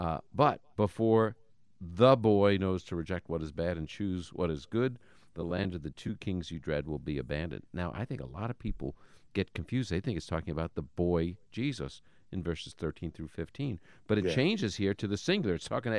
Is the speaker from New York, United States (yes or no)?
yes; New York, United States; I'm from New York. We say yous or yous guys, you know?